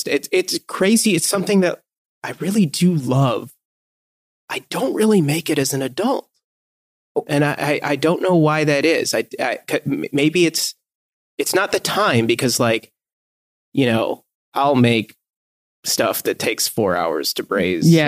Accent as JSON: {"language": "English", "region": "Michigan", "country": "United States", "said": "I'm from Michigan. So we got that Midwest, you know, meat and potatoes dinner."}